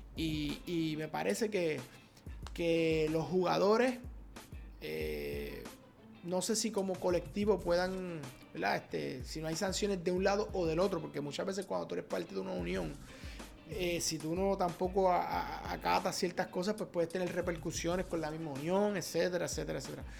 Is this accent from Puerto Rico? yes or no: yes; Puerto Rico; nacimos en Puerto Rico